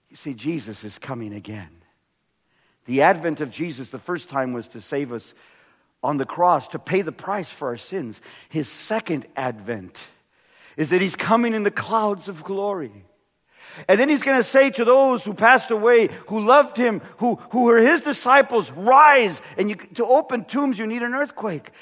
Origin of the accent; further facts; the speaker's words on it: California, United States; moved away as an adult; also born or lived in Maryland; I'm from California